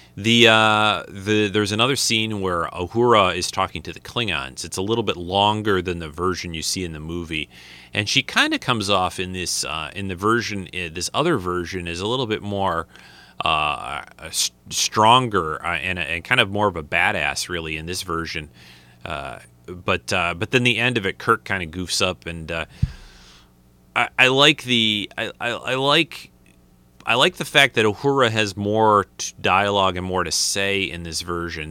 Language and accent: English; United States; moved away; I'm from the United States